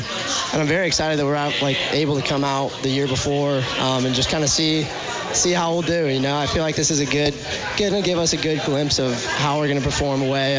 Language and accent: English; Dallas, Texas, United States; moved away as an adult; now in Austin, United States; I go to school in Austin. I'm from the North Dallas area originally, Plano, Lewisville, which is about 30 minutes north of, downtown.